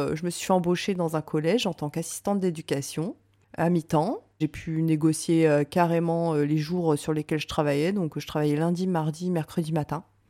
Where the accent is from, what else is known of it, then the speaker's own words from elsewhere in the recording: Reims, Grand Est, France; moved away as an adult; Je suis rentrée à Reims parce que je suis originaire de Reims